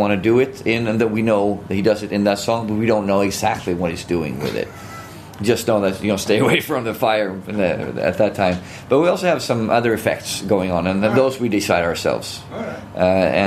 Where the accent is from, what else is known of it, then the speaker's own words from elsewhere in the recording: Gothenburg, Västra Götaland, Sweden; I'm from Gothenburg